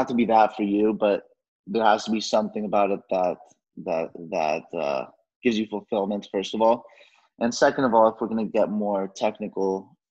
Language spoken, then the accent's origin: English; Mexico; I am from Mexico, and I'm working with people who come from similar backgrounds